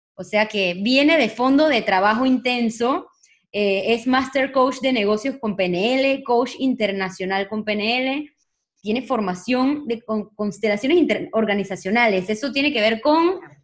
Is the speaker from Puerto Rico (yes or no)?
no; Panama; now in Spain; yo soy de Panamá y, ahorita mismo estoy en España